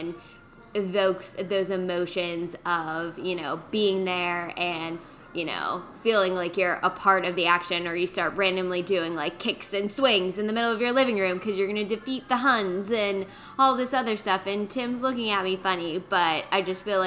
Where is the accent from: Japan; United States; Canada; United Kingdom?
United States; Pittsburgh, Pennsylvania; moved away; I'm from Pittsburgh originally